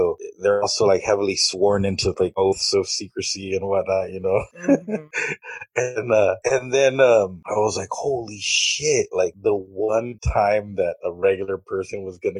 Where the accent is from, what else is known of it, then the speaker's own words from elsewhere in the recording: Mission, Texas, United States; Welcome to the Nerd Podcast. It's a pleasure to be here. I am from the Rio Grande Valley, Mission, Texas